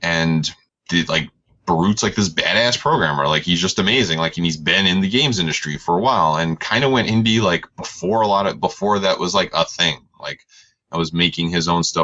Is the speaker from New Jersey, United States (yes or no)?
no; New York, United States; I'm from New York